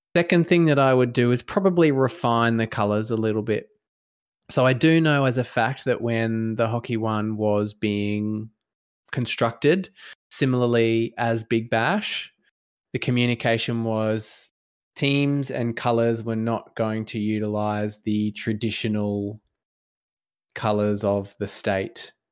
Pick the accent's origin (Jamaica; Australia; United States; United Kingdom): Australia; as a Australian citizen